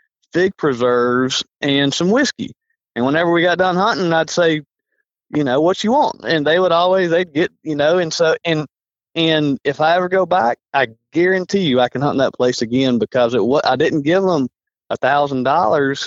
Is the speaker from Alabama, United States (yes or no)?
yes; Alabama, United States; I'm from Alabama.